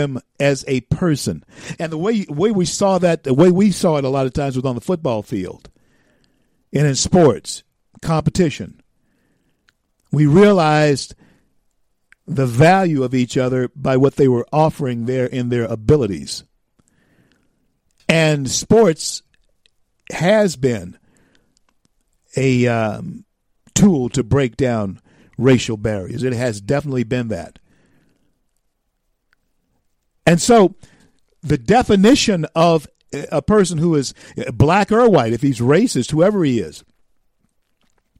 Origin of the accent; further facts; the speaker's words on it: the South, United States; I grew up in the South in the 60s. I grew up in the South